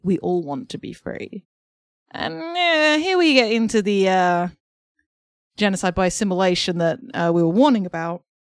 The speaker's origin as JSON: {"language": "English", "region": "England", "country": "United Kingdom", "said": "I'm an English person"}